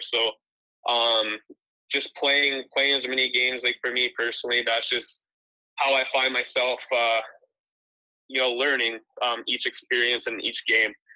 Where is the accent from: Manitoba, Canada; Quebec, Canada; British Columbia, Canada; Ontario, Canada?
British Columbia, Canada; Penticton; Penticton, you know, that's where I um, I've moved and lived since I was 13, so I kind of call it my home base there